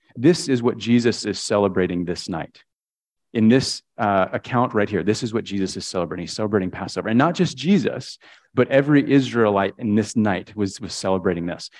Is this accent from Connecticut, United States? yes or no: yes; Connecticut, United States; I grew up in Connecticut, uh, one of six kids.